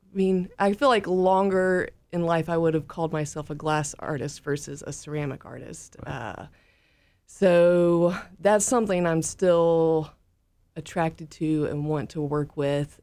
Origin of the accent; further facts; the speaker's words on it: Mississippi Delta, United States; moved away; also born or lived in Portland, Oregon / Chattanooga, Tennessee; I'm originally from the Mississippi Delta